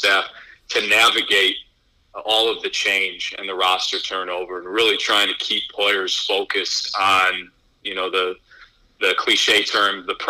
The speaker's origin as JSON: {"language": "English", "town": "Buffalo Grove", "region": "Illinois", "country": "United States", "tie": "born or raised there", "also_born_or_lived": "Bloomington, Indiana / Bakersfield, California", "moved": "as an adult", "lives_now": "Dallas, United States", "said": "Well, I'm from Buffalo Grove, Illinois, which is a suburb of Chicago, up north, about 40 minutes, and grew up there my entire life."}